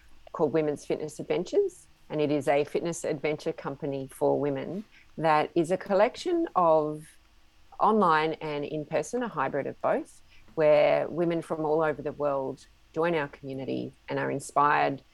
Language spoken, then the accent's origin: English; Australia; I'm an Australian woman in my mid-50s